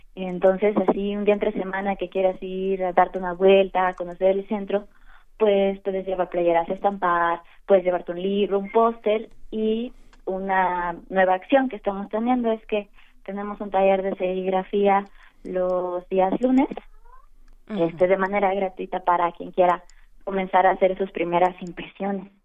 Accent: Mexico; como mexicanos somos muy folclóricos

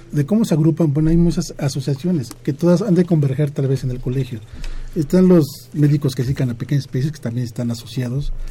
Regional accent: Mexico; somos universitarios, somos mexicanos

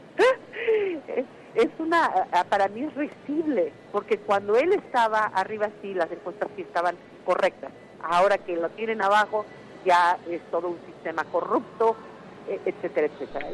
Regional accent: Mexico; now in United States; porque soy inmigrante, porque soy mexicana

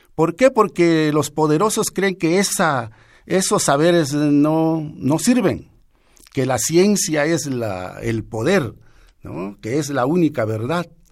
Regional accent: Juchitán de Zaragoza, Oaxaca, Mexico; escribo en lengua zapoteca, eh, nací en Juchitán de Zaragoza, Oaxaca, en el año de 1958

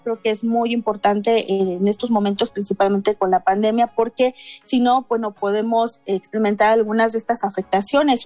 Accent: Mexico

